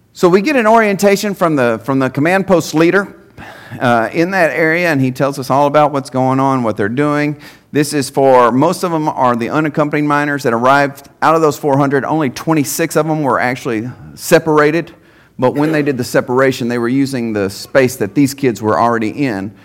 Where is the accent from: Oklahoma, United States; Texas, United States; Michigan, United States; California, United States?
Texas, United States; Henderson; I'm a native of East Texas. Um, born and raised in Henderson, Texas